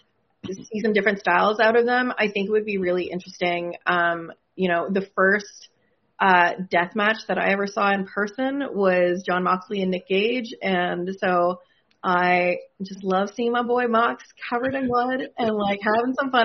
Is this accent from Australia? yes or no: no; Canada; I'm from Canada